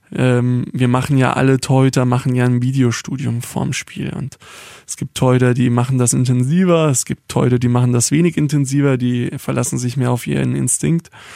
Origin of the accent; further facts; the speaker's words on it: Baden-Württemberg, Germany; ich bin kein Schwabe, sondern Südbadener oder Badener